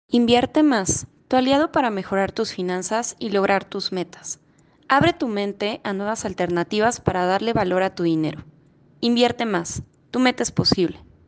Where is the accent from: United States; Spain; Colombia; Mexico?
Mexico; nosotros como mexicanos